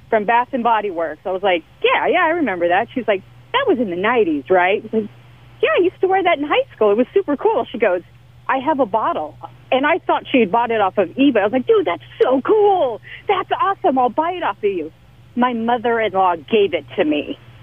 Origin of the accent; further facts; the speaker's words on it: El Paso, Texas, United States; now in Tempe, United States; I'm originally from El Paso